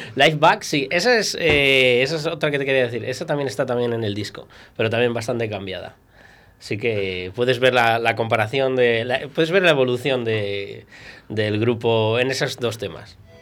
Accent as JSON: {"language": "Spanish", "town": "Viana de Cega", "region": "Castile and León", "country": "Spain", "said": "Yo soy de Viana."}